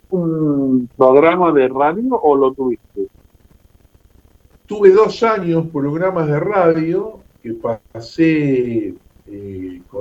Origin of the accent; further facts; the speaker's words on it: Campana, Buenos Aires Province, Argentina; Yo nací en Campana, soy oriundo de Campana.